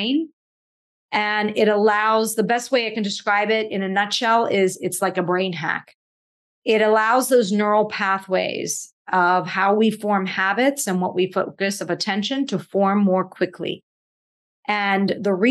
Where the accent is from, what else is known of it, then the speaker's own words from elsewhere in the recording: Pittsburgh, Pennsylvania, United States; I grew up in Pittsburgh